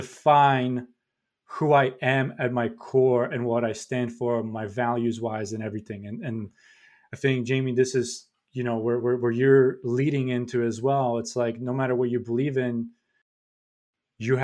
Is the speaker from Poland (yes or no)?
yes; Poland; English is a second language; now in United States; I'm an immigrant, right? This is not my first country, not my native language. In Poland